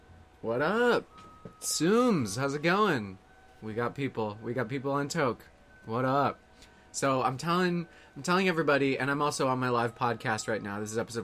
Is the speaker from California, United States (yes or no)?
yes; California, United States; born there; now in Los Angeles, United States; I'm in L.A. Yeah, I was born in the Bay Area. Moved all over the place. Moved to L.A. a few years ago.